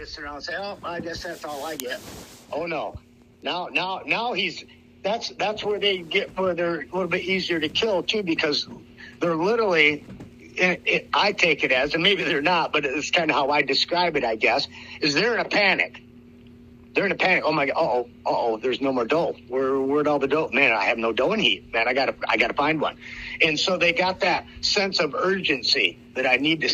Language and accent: English; Iowa, United States; I am from Iowa